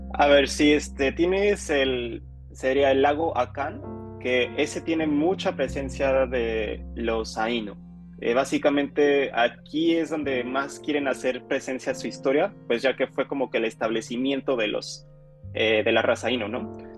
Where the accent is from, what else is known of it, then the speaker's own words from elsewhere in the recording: Mexico; moved away as an adult; now in Japan; yo soy un mexicano viviendo aquí en Japón